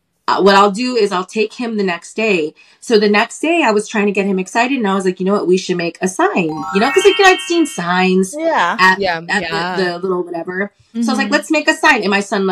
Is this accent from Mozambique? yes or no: no; Philippines; I'm Filipino